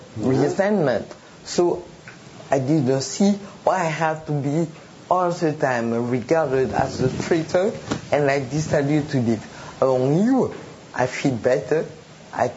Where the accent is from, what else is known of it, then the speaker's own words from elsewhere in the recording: Guadeloupe; I'm from Guadeloupe. I was born there